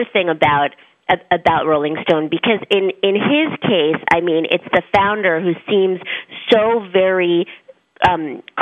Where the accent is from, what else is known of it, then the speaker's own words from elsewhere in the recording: New Jersey, United States; I'm also from New Jersey